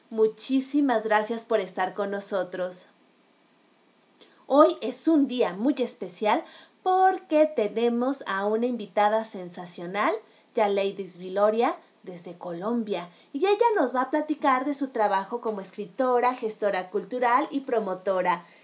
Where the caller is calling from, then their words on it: Mexico City, Mexico; los saludo desde la Ciudad de México.